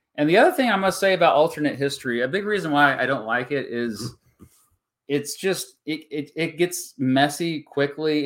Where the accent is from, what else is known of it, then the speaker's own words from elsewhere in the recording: Augusta, Kansas, United States; now in northeastern Kansas, United States; I'm from the Wichita, Kansas area. I'm from Augusta, which is just outside of, of, uh, Wichita. Now I live in northeastern Kansas